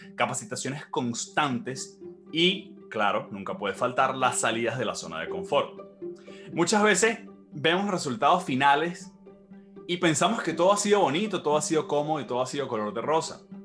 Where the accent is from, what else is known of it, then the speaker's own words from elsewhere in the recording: Maracay, Aragua, Venezuela; soy nacido y criado en Venezuela, específicamente en Maracay, Estado de Aragua